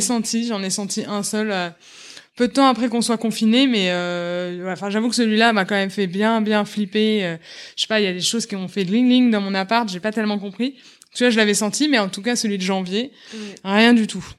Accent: Paris, Île-de-France, France; moved away as an adult; now in Los Angeles, United States; J'étais d'origine de, Paris

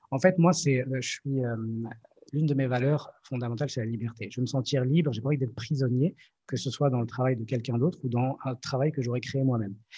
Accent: Morocco; je suis marocain

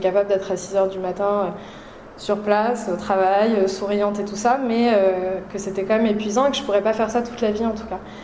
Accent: Paris, Île-de-France, France; je, suis née à Paris, j'ai grandi à Paris.

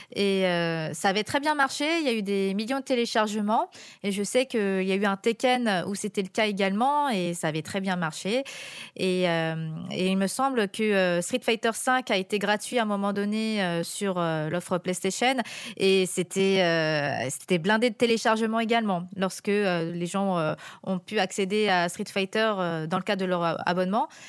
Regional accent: France; quand on est aux États-Unis et qu'on est français là-bas

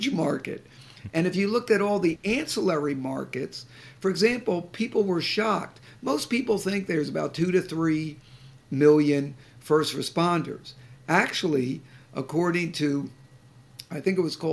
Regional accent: Boston, Massachusetts, United States; I'm from the Boston area

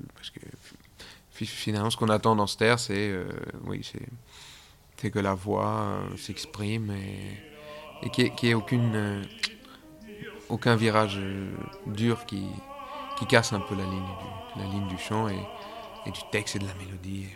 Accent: Belgium; moved away as an adult; also born or lived in Geneva, Switzerland / Zurich, Switzerland; je suis belge

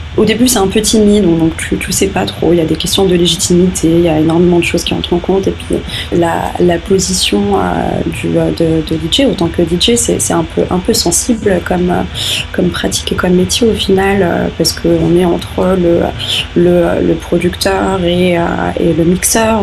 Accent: Rabat, Rabat-Salé-Kénitra, Morocco; j'ai grandi au Maroc

